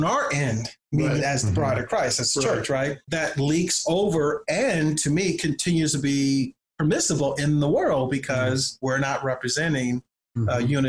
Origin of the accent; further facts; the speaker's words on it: Compton, California, United States; also born or lived in New Jersey; I began to reflect on incidents in my own life growing up in Compton and in New Jersey